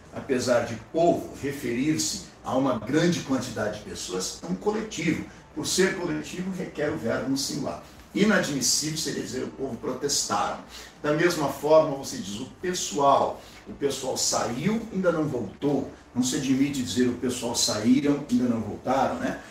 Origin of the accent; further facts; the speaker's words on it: Brazil; como brasileiro, como cidadão